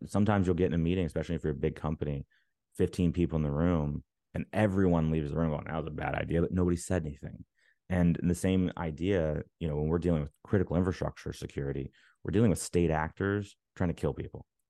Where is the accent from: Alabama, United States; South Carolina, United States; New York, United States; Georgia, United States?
Alabama, United States; now in Maryland, United States; I live in Maryland now, but I'm from Alabama.